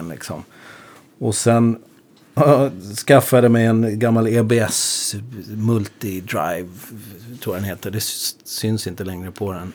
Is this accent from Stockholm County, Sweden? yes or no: yes; Upplands Väsby, Stockholm County, Sweden; jag kommer från Väsby